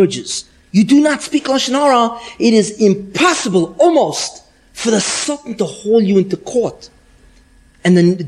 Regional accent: New York, United States; I'm from New York.

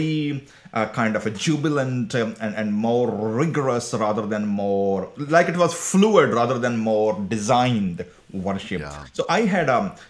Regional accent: Karachi, Sindh, Pakistan; I raised in that generation, like 80s and 90s when I was growing. So Pakistan was under the highly kind of extremist culture

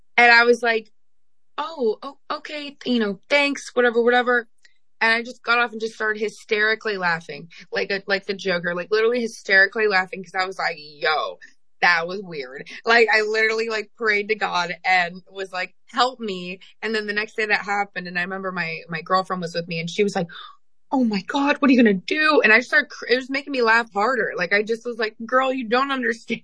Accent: Kansas, United States; also born or lived in New Jersey; I was born in New Jersey and then I grew up in Kansas. We moved there when I was five.

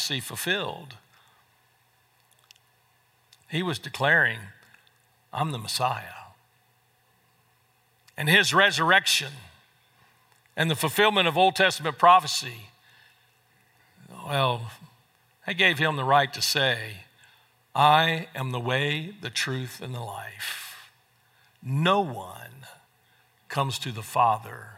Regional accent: North Carolina, United States; moved away as an adult; also born or lived in Fort Worth, Texas; my hometown in North Carolina

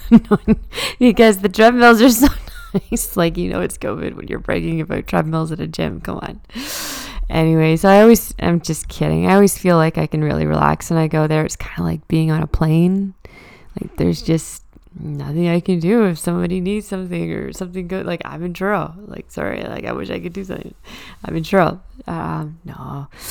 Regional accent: Truro, Nova Scotia, Canada; now in Halifax, Canada; I live and work in Halifax, but I'm from Truro, and I love going home on the occasional weekend

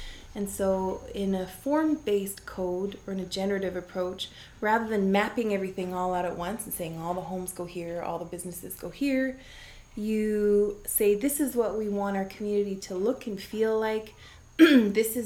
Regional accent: Vancouver Island, British Columbia, Canada; I am a woman from Vancouver Island, a rural community.

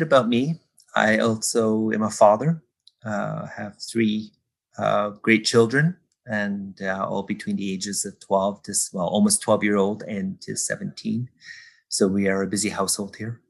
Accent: Kahnawake, Quebec, Canada; now in Toronto, Canada; I am from Ganawage, which is a Mohawk community outside of Montreal. I lived there, I guess, for the first, half of my life

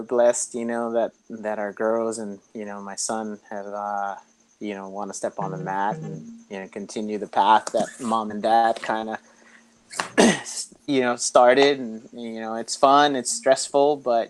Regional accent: Santa Ana, California, United States; I grew up in Santa Ana. I was the youngest of three boys

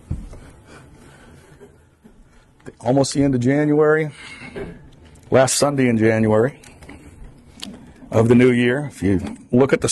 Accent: South Florida, United States; also born or lived in Pompano Beach, Florida; now in Vermont, United States; I grew up in South Florida. I'm in Vermont

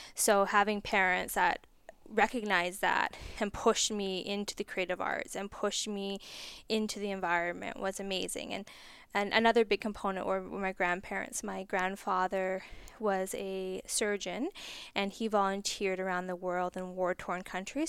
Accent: Cranbrook, British Columbia, Canada; I grew up just outside of Cranbrook

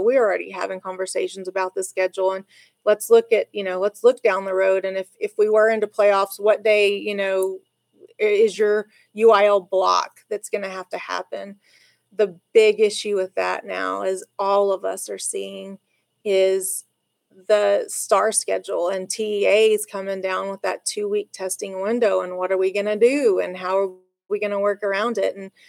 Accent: La Mesa, Texas, United States; also born or lived in Lubbock; I grew up in La Mesa

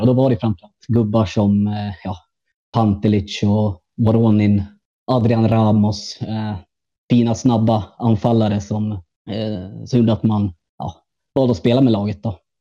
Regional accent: Gävle, Gävleborg County, Sweden; moved away as an adult; now in Berlin, Germany; jag är från, eh, från Gävle från början. född och uppvuxen i stan

